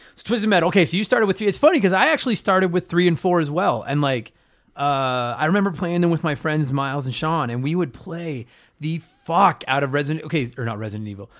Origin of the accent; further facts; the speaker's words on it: Edmonton, Alberta, Canada; my hometown